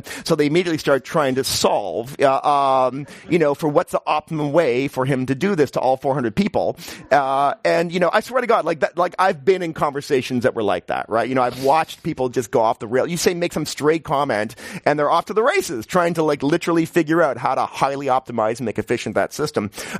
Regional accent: New York, United States; I'm from New York, which is a horrible place to live in many ways, but at least they build housing, you know?

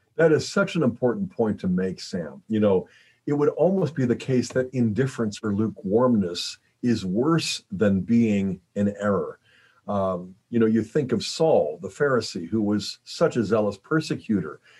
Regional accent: Pittsburgh, Pennsylvania, United States; I grew up in Pittsburgh

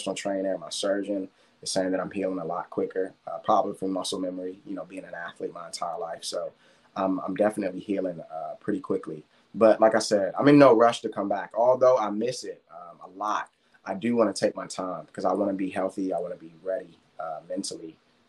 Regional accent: Washington, District of Columbia, United States; moved away; my hometown

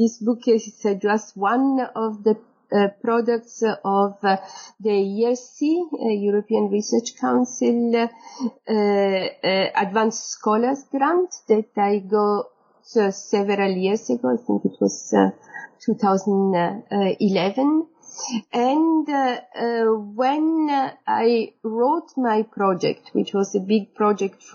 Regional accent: Sicily, Italy; moved away as an adult; also born or lived in Paris / Florence / Bologna / Berlin; I come from Sicily, I moved to Paris for my master a long time ago

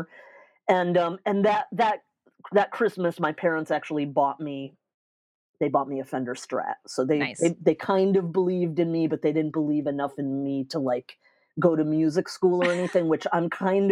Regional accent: New York, United States; also born or lived in Tampa, Florida; I'm from New York, but my family did a brief stint in Tampa, just like for a few years.

